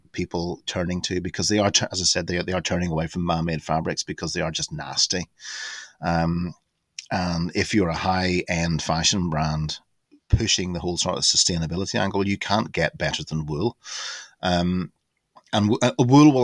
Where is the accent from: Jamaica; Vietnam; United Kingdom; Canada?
United Kingdom; Larne, Northern Ireland; now in Sussex, United Kingdom; my hometown Larne, there was linen weaving